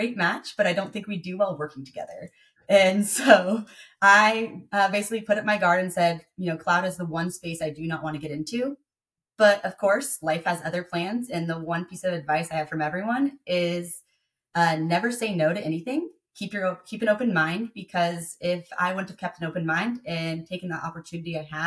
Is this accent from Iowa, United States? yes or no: no; Tacoma, Washington, United States; moved away; I was born and raised in Tacoma, Washington, about 45 minutes south of Seattle